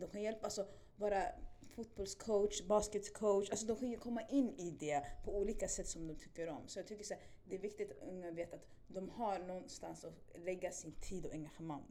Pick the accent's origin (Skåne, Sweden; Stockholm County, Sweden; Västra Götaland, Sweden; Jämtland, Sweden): Stockholm County, Sweden; Stockholm; jag är från Spånga, Tensta